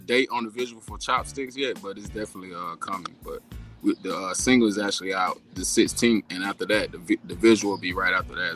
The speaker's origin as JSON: {"language": "English", "area": "around Savannah", "region": "Georgia", "country": "United States", "moved": "as an adult", "lives_now": "Texas, United States", "said": "I'm actually uh, from around uh, uh, Savannah, Georgia. It's called it's called Riceville, Georgia"}